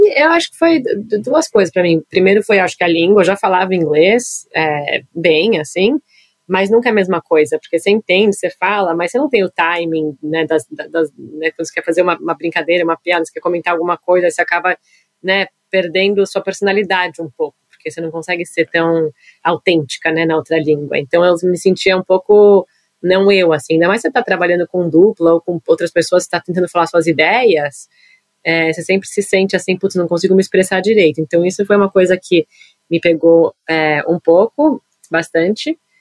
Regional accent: São Paulo, Brazil; moved away as an adult; now in New York, United States; eu nasci em São Paulo

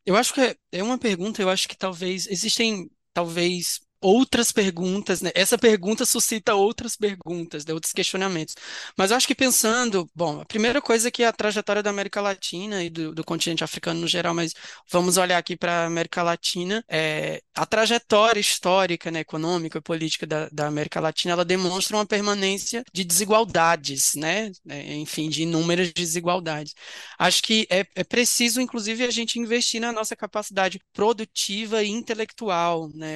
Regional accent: Vale do Jequitinhonha, Minas Gerais, Brazil; also born or lived in Agreste, Pernambuco; Eu sou nascido em Pernambuco, né, no Agreste de Pernambuco, mas eu me mudei com cinco anos de idade para o interior de Minas Gerais, num, num, numa região que chama conhecida como Vale do Jequitinhonha

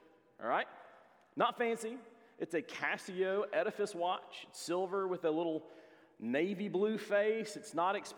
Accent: Hixson, Tennessee, United States; when I grew up in Hixson, Tennessee.

